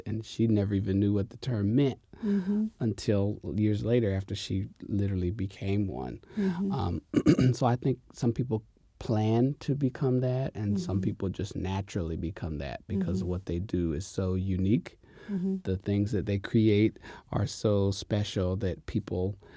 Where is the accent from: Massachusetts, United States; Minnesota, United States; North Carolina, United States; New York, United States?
North Carolina, United States; Jacksonville; also born or lived in Richlands, North Carolina; I'm from North Carolina, a very small town. It's called Jacksonville.